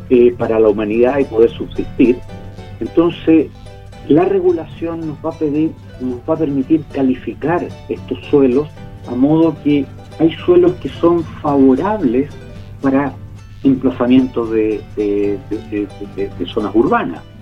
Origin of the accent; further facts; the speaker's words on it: Chile; los alimentos que necesitamos como chilenos.